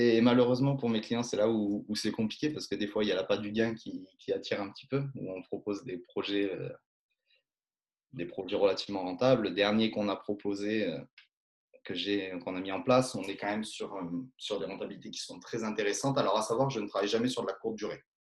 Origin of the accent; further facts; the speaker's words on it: Drôme, near Romans, Valence, Auvergne-Rhône-Alpes, France; je suis originaire de la Drôme, en Rhône-Alpes, proche de Romans, Valence